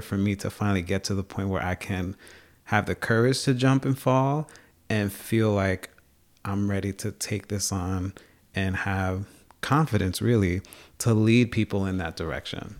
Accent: Long Island, New York, United States; moved away as an adult; also born or lived in Bronx, New York / North Country, New York; now in Plattsburgh, United States; I'm an openly gay Latino from the Dominican Republic who was born and raised in New York. down on Long Island, spend a lot of time in the Bronx, and I'm living in the North Country

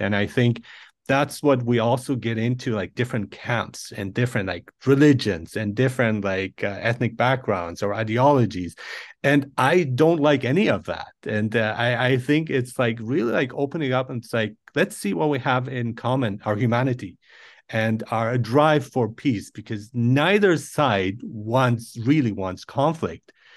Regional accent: Nuremberg, Bavaria, Germany; also born or lived in Iran; I was born in Iran and I grew up in Germany

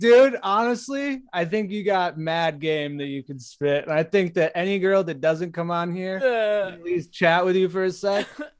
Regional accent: Nebraska, United States; So I'm from Nebraska, and what we like to do for fun in Nebraska is we like to go to the cornfields

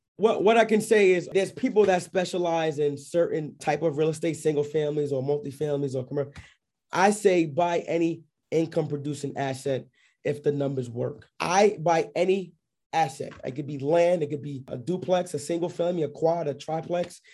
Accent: New York City, New York, United States; moved away as an adult; also born or lived in Scranton, Pennsylvania; now in Georgia, United States; I'm based out of here in, uh, Georgia, but I'm originally from New York, uh, Queens, New York. I w, lived in Bayside, Queens, actually.

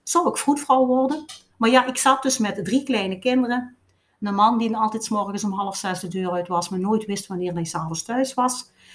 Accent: Limburg, Flanders, Belgium; accent: Limburgs; met een Limburgs accent, maar dat kan ik ook niet wegsteken

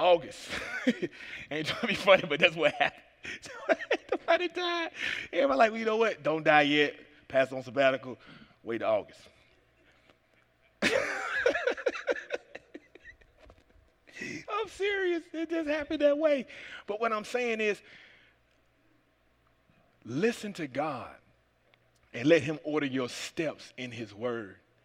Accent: Atlanta, Georgia, United States; from Atlanta, Georgia

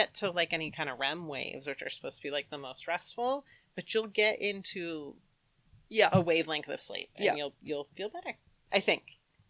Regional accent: United States; I am American.

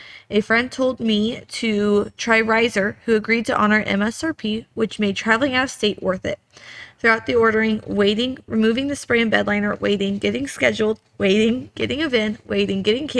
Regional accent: Louisiana, United States; When my hometown dealer here in Louisiana wanted to charge me $5,000 dealer surcharge to order with them.

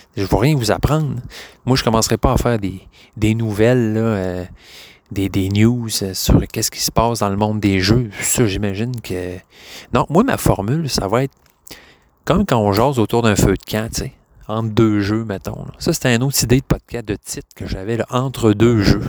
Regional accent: Quebec, Canada; je suis québécois

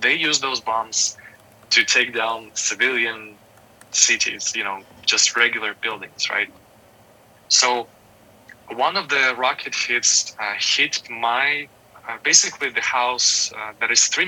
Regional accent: Ukraine; moved away as an adult; now in Hollywood, United States; I was born and raised in Ukraine. I lived there until I was 21.

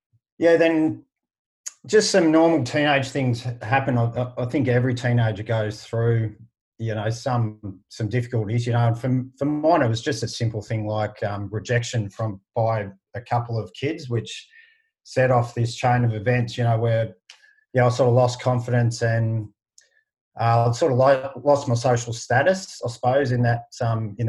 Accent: Shepparton, Victoria, Australia; people know I'm from Shepparton within a couple of minutes

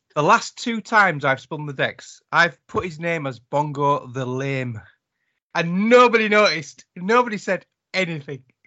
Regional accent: United Kingdom; accent: British; my British accent

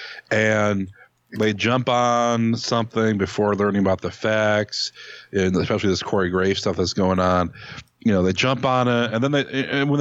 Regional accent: Cleveland, Ohio, United States; I'm from Cleveland

